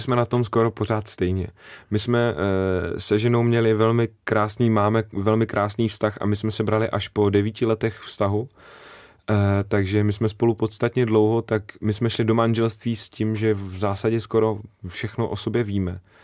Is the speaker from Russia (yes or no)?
no; Záhorie, Bratislava Region, Slovakia; accent: Záhorie dialect; first language Slovak; Czech is a second language; also born or lived in Malacky; now in Czech Republic; já jsem z Pomoraví na slovenské straně, e, z městečka Kbeli